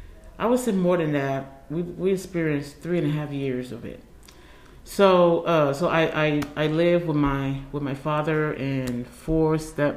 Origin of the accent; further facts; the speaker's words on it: Liberia; now in United States; Anyway, so we came from Liberia.